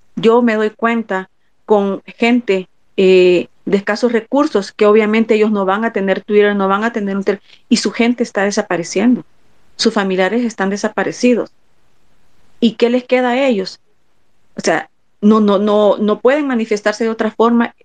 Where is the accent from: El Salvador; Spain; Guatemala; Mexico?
El Salvador; como salvadoreños